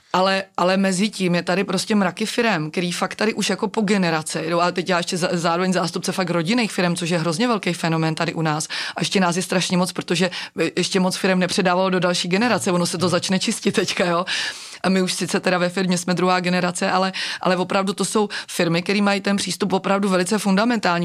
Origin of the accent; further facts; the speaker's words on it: Czechia; jsme Češi